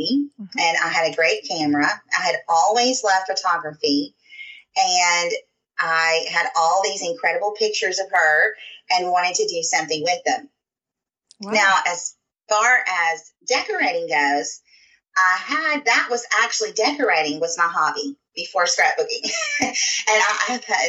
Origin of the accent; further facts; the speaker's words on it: Southern United States, Tennessee, United States; accent: Southern; I'm about 20 minutes outside of Nashville, Tennessee.